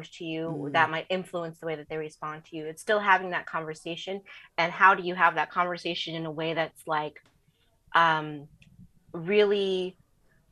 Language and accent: English; Southern California, United States; growing up in Southern California